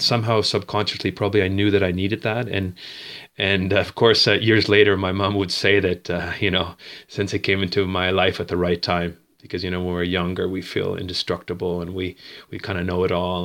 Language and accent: English; Dartmouth, Nova Scotia, Canada; moved away as an adult; also born or lived in Bridgewater, Nova Scotia; now in Spain; I grew up in, uh, Dartmouth, a twin city of Halifax in Nova Scotia on the East Coast.